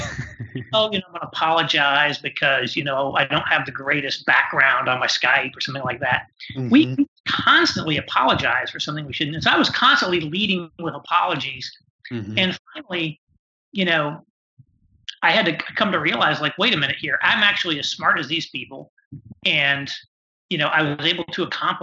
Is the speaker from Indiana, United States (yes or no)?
yes; Indiana, United States; also born or lived in New York / Chicago; now in Indianapolis, United States; I'm from Indiana originally.